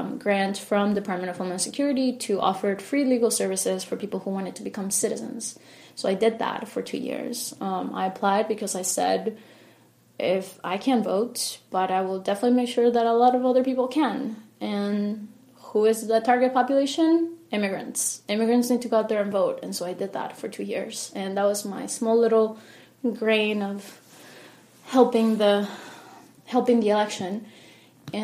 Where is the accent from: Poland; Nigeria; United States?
United States; Harrisburg, Pennsylvania; also born or lived in Miami, Florida; now in Lancaster, United States; I grew up in Harrisburg. That's initially where I went to school, went to middle school, high school there